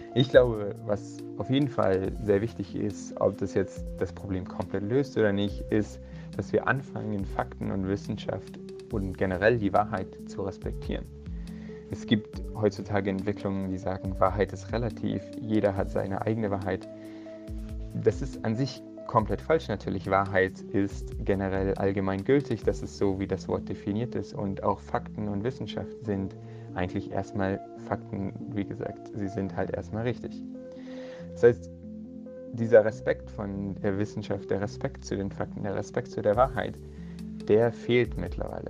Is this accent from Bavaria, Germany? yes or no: yes; Munich, Bavaria, Germany; Ich bin in München geboren und aufgewachsen und studiere auch hier an der Technischen Universität von München